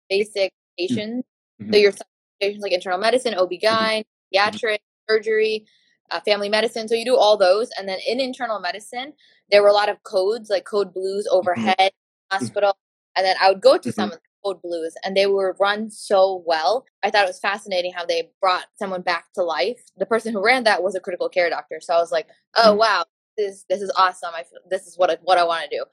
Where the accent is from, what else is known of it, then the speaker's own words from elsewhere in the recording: Florida, United States; moved away as an adult; also born or lived in Antigua / Pittsburgh; now in Detroit, United States; I did my undergrad in Florida. That's where I'm from